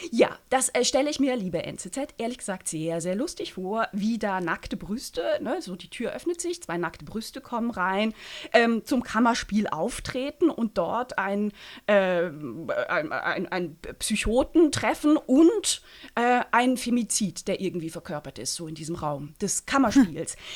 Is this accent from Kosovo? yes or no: no; St. Gallen, Switzerland; Das ist das ähm, Publikationsmedium meiner Heimatstadt, nämlich das St. Galler Tagblatt.